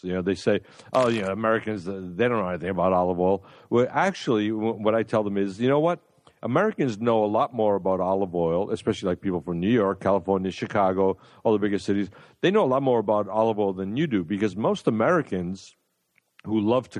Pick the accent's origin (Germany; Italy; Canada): Italy; born there; I have not only Italian heritage and background, I was born in Italy, and my family comes from this town